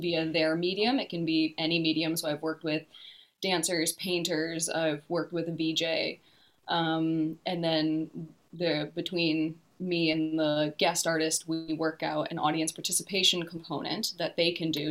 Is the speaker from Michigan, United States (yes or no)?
yes; Detroit, Michigan, United States; moved away as an adult; now in New Zealand; I'm originally from the Detroit area